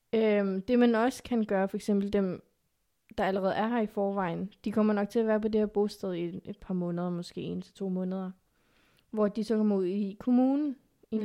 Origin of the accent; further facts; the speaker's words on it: Zealand, Denmark; first language Afghan; also born or lived in Pakistan / Lolland / Næstved; er jeg jo opvokset i Danmark